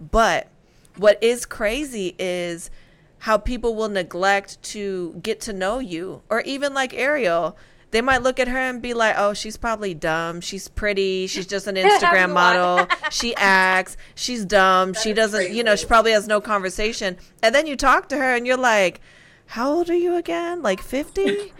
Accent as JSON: {"language": "English", "country": "Spain", "said": "I mean, listen, it's no secret. I'm from Spain. I love to cook."}